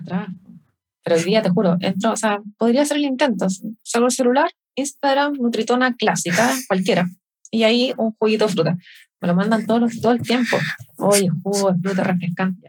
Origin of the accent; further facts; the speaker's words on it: Chile; acá somos los chilenos.